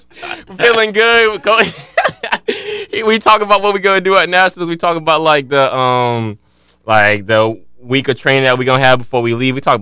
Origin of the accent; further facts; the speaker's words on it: Jacksonville, Florida, United States; in Jacksonville, so like my hometown